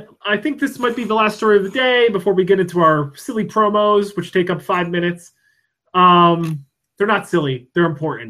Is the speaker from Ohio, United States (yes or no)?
no; Pennsylvania, United States; now in Washington; Pennsylvania. my hometown.